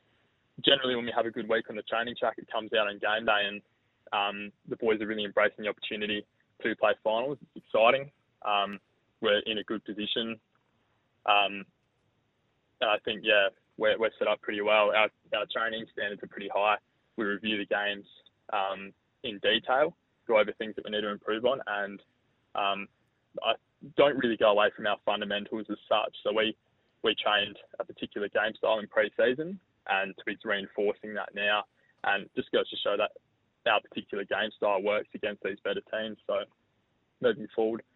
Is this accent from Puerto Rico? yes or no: no; Port Lincoln, South Australia, Australia; moved away as an adult; now in Adelaide, Australia; I was born in Adelaide, moved to Port Lincoln when I was about 10 years old, grew up there